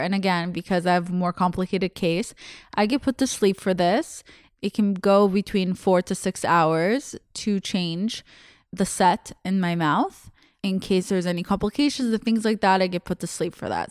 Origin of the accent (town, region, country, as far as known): Russia; born or raised there; English is a second language; moved away